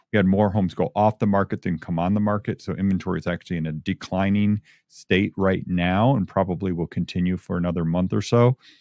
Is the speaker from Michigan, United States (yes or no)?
yes; Michigan, United States; moved away as an adult; now in Albuquerque, United States; I'm a Michigan guy. I grew up in Michigan, of course, lived out here for 35 years now